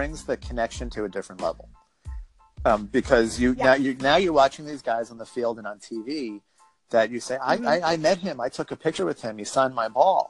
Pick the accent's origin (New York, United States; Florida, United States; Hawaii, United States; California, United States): New York, United States; moved away as an adult; now in North Carolina, United States; when I grew up in New York